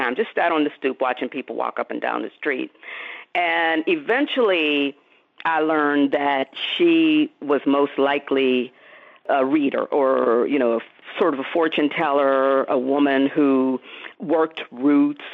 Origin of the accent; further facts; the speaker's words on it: Pittsburgh, Pennsylvania, United States; when I was growing up in Pittsburgh